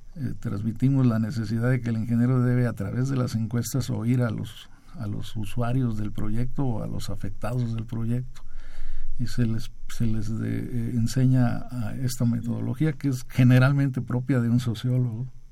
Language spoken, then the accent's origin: Spanish; Chiapas, Mexico; Yo soy de Chiapas